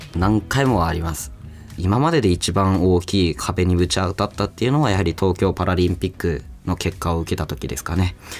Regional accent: Fukushima, Japan; 僕の地元である福島県に来てくださって

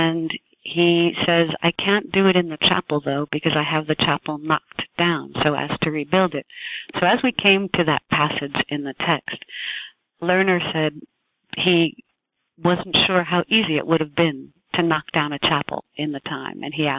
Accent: New Jersey, United States; born there; I was born in New Jersey. I was born into a large family.

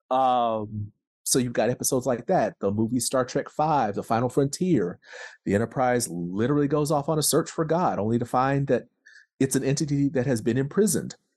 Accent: the South, United States; I, I am a Southerner.

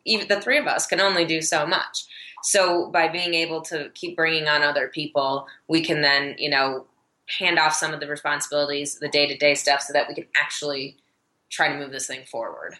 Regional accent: Michigan, United States; moved away as an adult; now in Denver, United States; I'm originally from Michigan

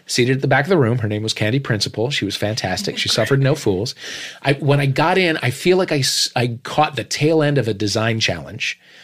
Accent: St. Louis, Missouri, United States; moved away; I was home in Saint Louis

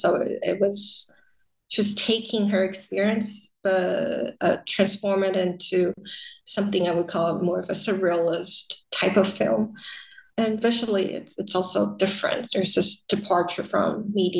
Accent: Taiwan; also born or lived in United States; having lived in the US, but then being repatriated back into Taiwan

